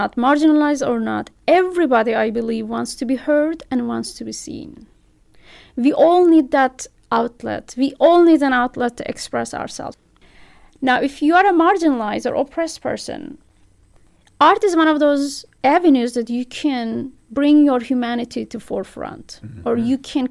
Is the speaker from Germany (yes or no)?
no; Turkey; English is a second language; moved away as an adult; also born or lived in Istanbul, Turkey; now in Bloomington, United States; I was born on the Turkish-Georgian border